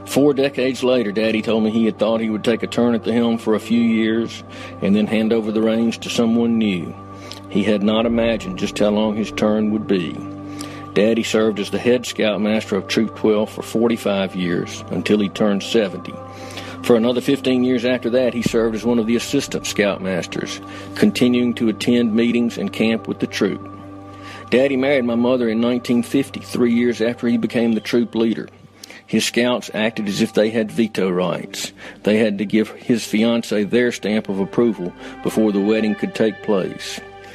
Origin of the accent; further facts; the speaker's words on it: Tupelo, Mississippi, United States; now in Jackson, United States; I grew up in Tupelo, Mississippi, best known as the birthplace of Elvis Presley.